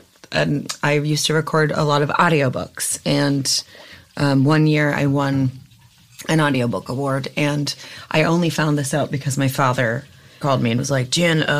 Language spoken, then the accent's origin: English; Kentucky, United States; moved away; also born or lived in New York; I was raised by evangelicals in Kentucky and sang in my parents' worship band in a megachurch.